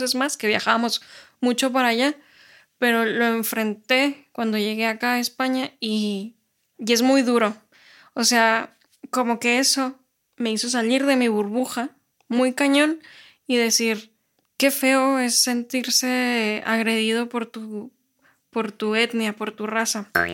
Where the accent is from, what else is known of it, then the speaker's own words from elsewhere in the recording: Mexico; now in Spain; yo sí soy mexicana y me veo como mexicana